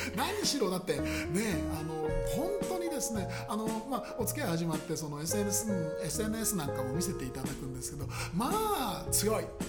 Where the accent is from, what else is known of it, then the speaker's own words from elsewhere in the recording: Koto, Tokyo, Japan; 僕その下町の生まれ育ちで、えー、江ですけれど、はい、えー、江東区の区民